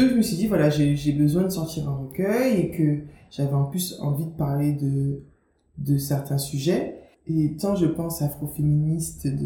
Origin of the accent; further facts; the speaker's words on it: Guadeloupe, France; Je me définis comme une autrice africaine caribéenne parce que j'ai grandi en Guadeloupe, tu vois, j'ai grandi dans un contexte qui n'est pas euh, qui est différent de celui euh, d'une autrice qui aurait grandi, tu vois, dans un pays en Afrique.